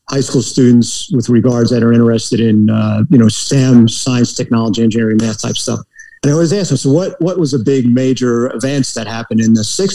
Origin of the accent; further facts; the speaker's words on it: New Milford, New Jersey, United States; moved away as an adult; I grew up in northeast New Jersey, the most northeastern county in New Jersey, in a little town called New Milford